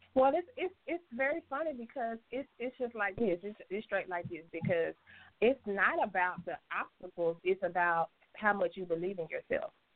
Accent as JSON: {"language": "English", "town": "Memphis", "region": "Tennessee", "country": "United States", "tie": "born or raised there", "also_born_or_lived": "Georgia / Atlanta, Georgia", "moved": "as an adult", "said": "I'm actually born in Georgia, uh, raised in Memphis, Tennessee"}